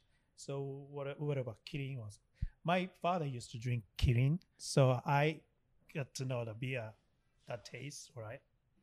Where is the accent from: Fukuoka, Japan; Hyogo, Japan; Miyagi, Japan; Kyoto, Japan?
Miyagi, Japan; That's I came from. Sho and I came from Miyagi Prefecture.